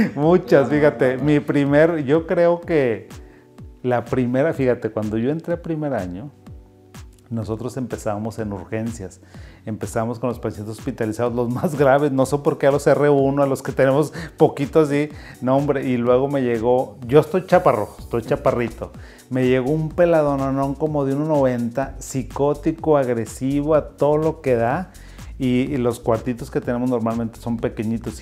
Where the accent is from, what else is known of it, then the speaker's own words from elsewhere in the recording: Zacatecas, Mexico; moved away; yo soy de Zacatecas, de un municipio y soy de una zona rural rural completamente. Mi papá era agricultor